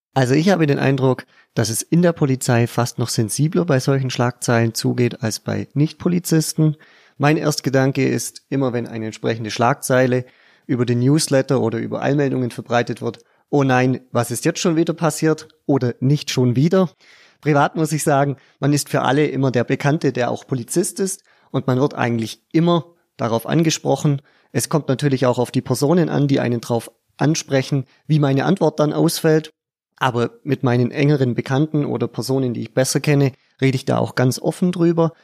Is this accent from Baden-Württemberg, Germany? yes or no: no; Pfaffenhofen an der Roth, Bavaria, Germany; Ich komme aus Pfaffenhofen im Landkreis Neu-Ulm